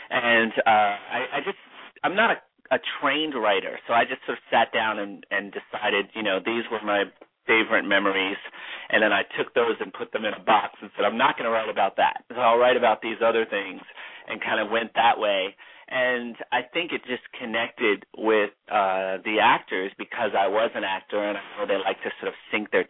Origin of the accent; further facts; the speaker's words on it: New Jersey, United States; also born or lived in Orlando, Florida; now in Los Angeles, United States; I'm from New Jersey and then I moved to Florida, Orlando, Florida, and came from there to LA.